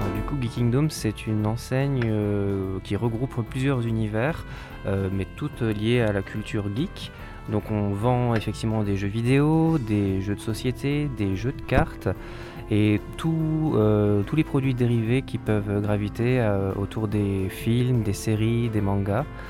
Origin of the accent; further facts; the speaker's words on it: Colmar, Grand Est, France; je suis originaire de Colmar